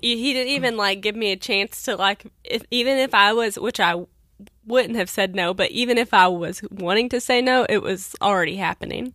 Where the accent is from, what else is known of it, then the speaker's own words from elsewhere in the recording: Kentucky, United States; now in Evansville, United States; I'm from Kentucky.